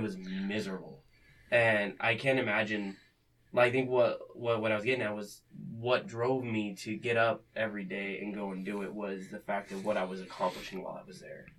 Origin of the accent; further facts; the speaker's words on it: Arizona, United States; now in Fremont, United States; growing up in Arizona